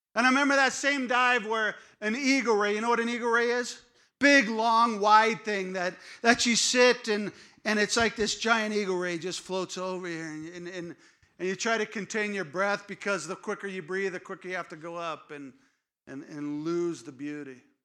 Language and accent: English; California, United States; I grew up in California